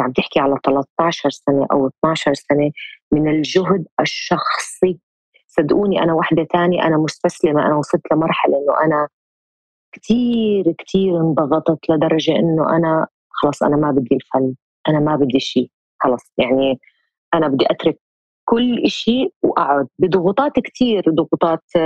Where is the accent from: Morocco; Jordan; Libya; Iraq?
Jordan; moved away as an adult; also born or lived in Lebanon / Egypt; رجعت استقريت في بلدي الاردن